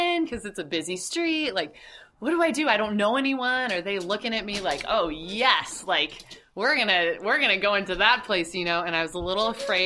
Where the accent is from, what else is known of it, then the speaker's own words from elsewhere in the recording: Southern California, United States; also born or lived in Annandale, Virginia; now in Washington, D.C., United States; We're originally from Southern California, and we lived in Annandale for 4 years in a basement apartment before moving to Anacostia